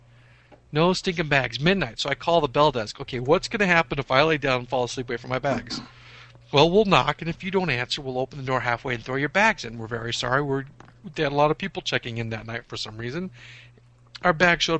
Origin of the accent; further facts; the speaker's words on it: Inland Empire, California, United States; I said, you know, Inland Empire